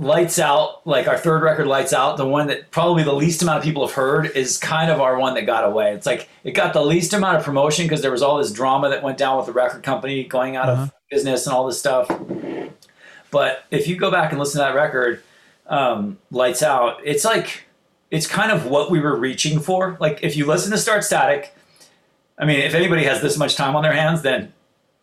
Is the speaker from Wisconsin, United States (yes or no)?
no; Santa Barbara, California, United States; I grew up in Santa Barbara